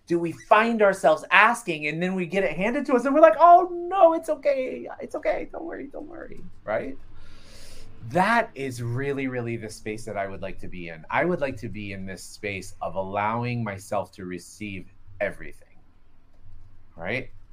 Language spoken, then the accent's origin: English; Florida, United States; I grew up in Florida, which is the quasi-South